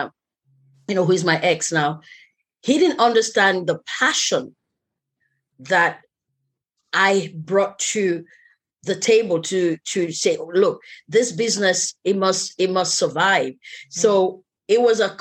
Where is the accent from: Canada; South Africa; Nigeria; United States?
Nigeria